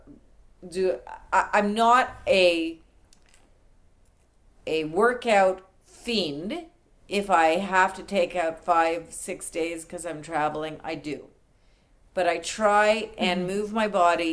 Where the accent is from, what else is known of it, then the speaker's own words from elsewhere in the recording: Canada; moved away; I've recently only become an American. I'm Canadian